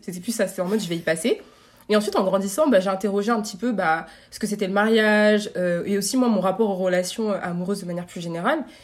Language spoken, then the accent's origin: French; France; moi, j'ai grandi en France